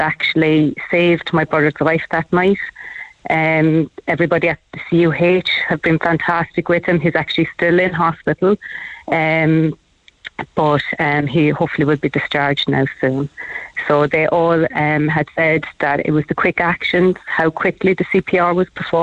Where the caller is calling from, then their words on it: near Bandon, County Cork, Munster, Ireland; I'm calling from Balnady in near Bandon.